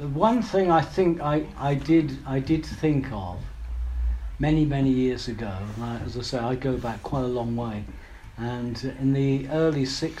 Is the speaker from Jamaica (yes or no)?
no; London, United Kingdom; where I grew up in London, you couldn't go surfing.